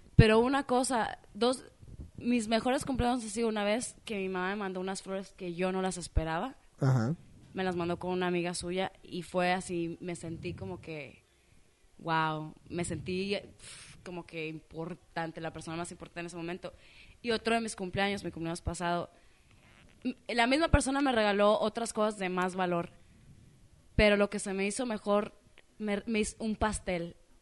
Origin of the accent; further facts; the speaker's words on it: Mexico; soy mexicana